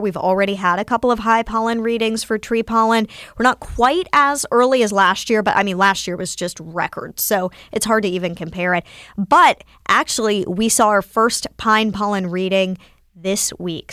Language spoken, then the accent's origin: English; near Winston-Salem, North Carolina, United States; I am from North Carolina, born and raised near Winston Salem